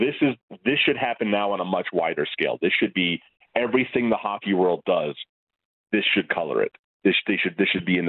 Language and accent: English; United States; I mean, look, I'm an American. I was not raised in the Canadian junior culture.